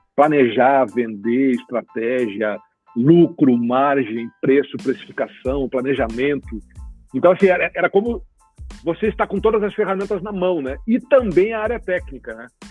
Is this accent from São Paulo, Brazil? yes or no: no; Cruz Alta, Rio Grande do Sul, Brazil; accent: gaúcho; also born or lived in Porto Alegre; sou natural de Cruz Alta, né, gaúcho